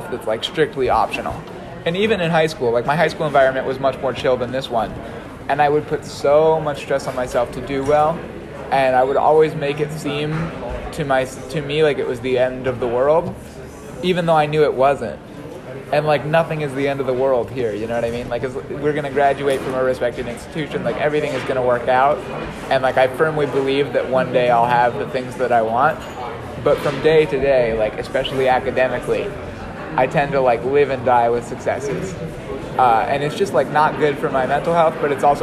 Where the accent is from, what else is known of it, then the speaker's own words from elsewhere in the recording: Hawaii, United States; moved away as an adult; I'm from Hawaii.